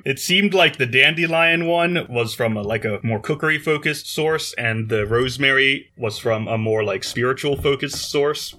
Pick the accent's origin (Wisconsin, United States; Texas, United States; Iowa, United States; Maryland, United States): Maryland, United States; I grew up in Maryland, where salt and vinegar on your fries are pretty standard